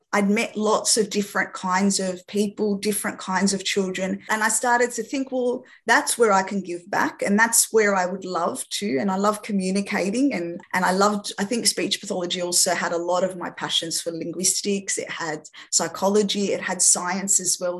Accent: Australia; first language French; English is a second language; also born or lived in France; having had my parents, who are both Lebanese, migrate from Lebanon to France and then come to Australia when I was six years old

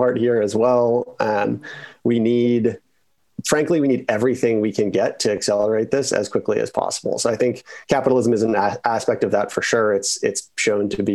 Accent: Boulder, Colorado, United States; moved away; I grew up in Boulder, Colorado

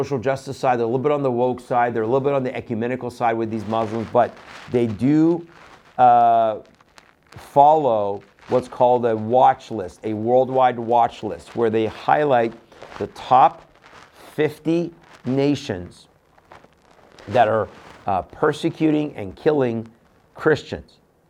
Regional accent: Iran; now in United States; I come from Iran, right? I'm Persian, I'm Iranian.

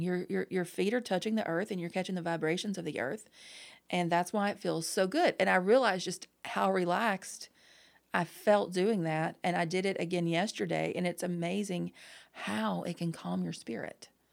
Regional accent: the South, United States; growing up in the South

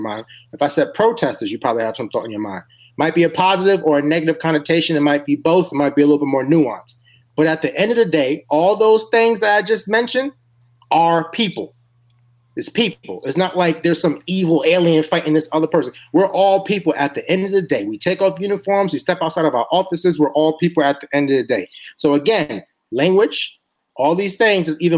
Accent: New York, United States; my home state of New York

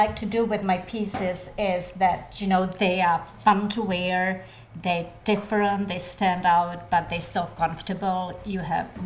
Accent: Czechia; also born or lived in Vail; now in Manchester-by-the-Sea, United States; I grew up in the Czech Republic

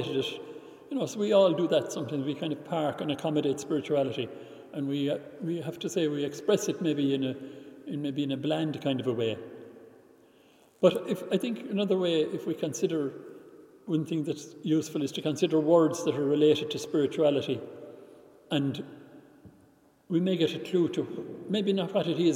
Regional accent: Ireland; when I was growing up in Ireland

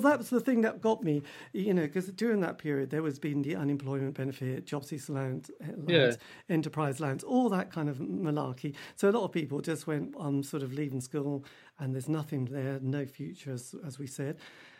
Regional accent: Norwich, East of England, United Kingdom; I'm from Norwich

